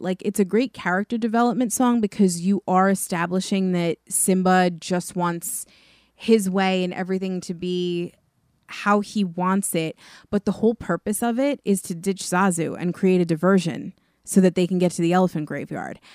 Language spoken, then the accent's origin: English; New York, United States; being from New York